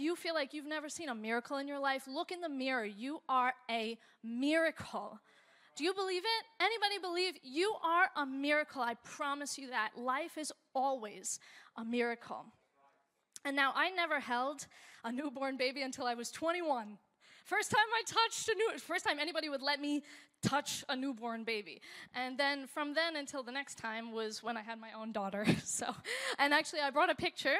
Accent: United States; My husband Nick is from Switzerland, and I'm from America

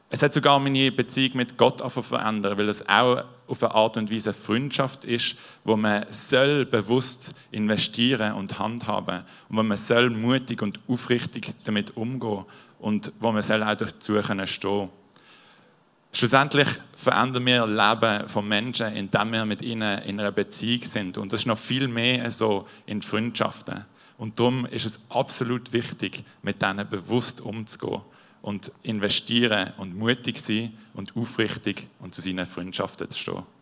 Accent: Basel-Landschaft, Switzerland; Und zwar, ich bin in Baseland aufgewachsen, in einem Dorf.

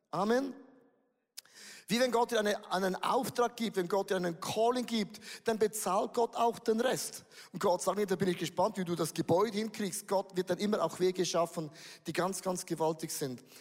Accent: Switzerland; zu das bin ich zu wenig gut, auch als ein Schweizer.

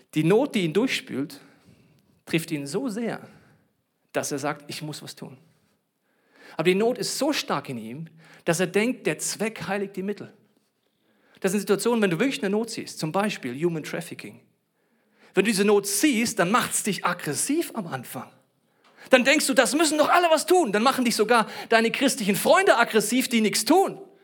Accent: Germany; ich bin Deutscher

